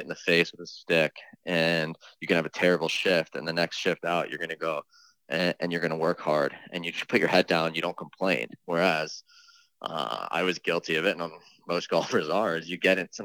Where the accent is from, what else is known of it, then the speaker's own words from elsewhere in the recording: New York area, United States; also born or lived in Easton, Connecticut; I grew up in the New York area